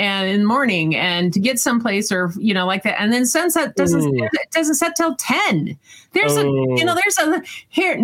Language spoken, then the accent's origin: English; Eastern Washington, United States; I grew up in Eastern Washington.